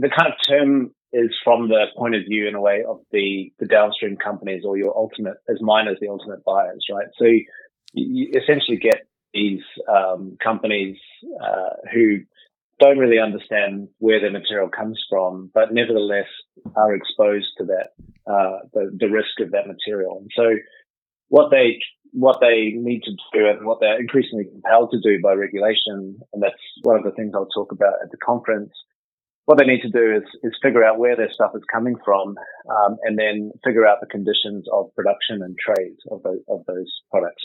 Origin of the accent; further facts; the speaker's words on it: New Zealand; moved away as an adult; also born or lived in United Kingdom / Spain; I'm a New Zealander, so I'm back in New Zealand, but actually I've spent the last 20 or so years overseas, living in the UK and then in Spain.